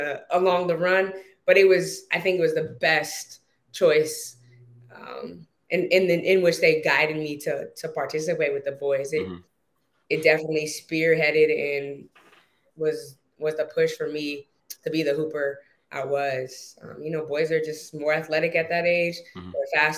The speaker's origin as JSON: {"language": "English", "area": "Bay Area", "region": "California", "country": "United States", "tie": "born or raised there", "said": "being that I was from the Bay, we frequented going to a lot of SAC King games."}